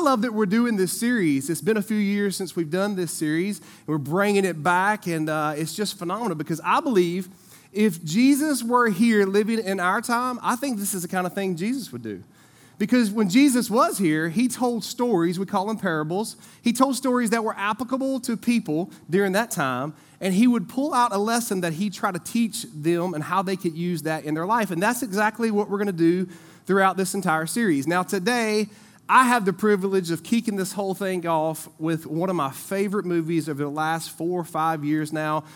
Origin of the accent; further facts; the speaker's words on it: Eden, North Carolina, United States; I grew up over in Eden